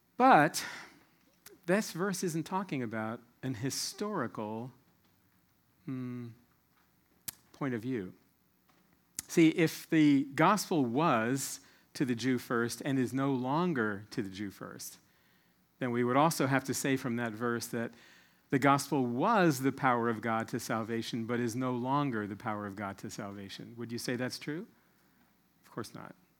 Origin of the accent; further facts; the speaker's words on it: Silver Spring, Maryland, United States; moved away as an adult; now in New Zealand; I was born and raised in the Silver Spring, Maryland area